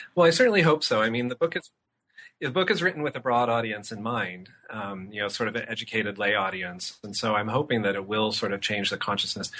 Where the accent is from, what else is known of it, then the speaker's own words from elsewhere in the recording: Auburn, Washington, United States; my hometown, which is about an hour from Seattle